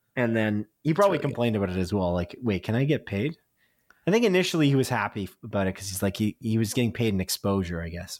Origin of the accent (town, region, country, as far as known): Canada